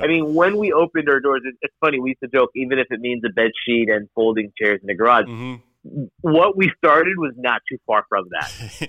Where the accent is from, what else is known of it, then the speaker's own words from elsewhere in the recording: Miami, Florida, United States; I was growing up in Miami, and certainly being child of immigrants in Miami is not uncommon. This is an immigrant majority mm-hmm. city.